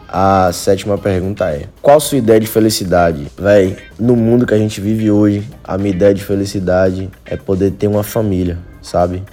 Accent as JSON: {"language": "Portuguese", "region": "Bahia", "country": "Brazil", "said": "Eu sou baiano, então eu digo muito véi, eu digo muito pivete"}